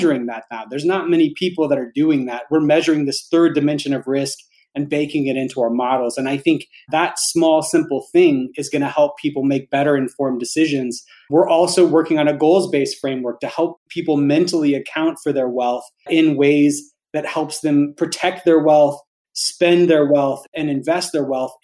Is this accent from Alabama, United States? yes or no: yes; Alabama, United States; I grew up poor in Alabama